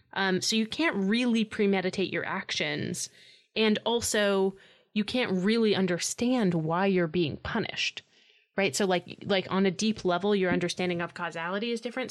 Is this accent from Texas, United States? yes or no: no; New York City, New York, United States; born or raised there